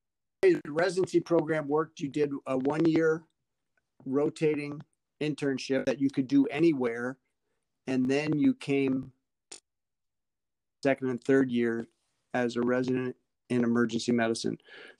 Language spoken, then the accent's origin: English; Long Island, New York, United States; moved away as an adult; also born or lived in Notre Dame, Indiana / St. Louis; now in Detroit, United States; I'm originally from New York. I grew up on Long Island outside New York City.